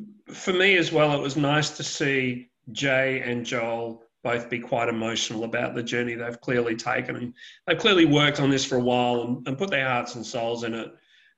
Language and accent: English; Perth, Western Australia, Australia; moved away; I'm actually from Perth originally